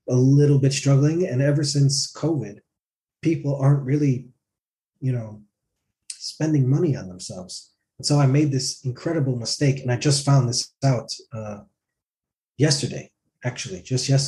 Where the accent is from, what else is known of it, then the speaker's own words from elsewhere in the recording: Tromsø, Troms, Norway; I'm from uh, Tromsø.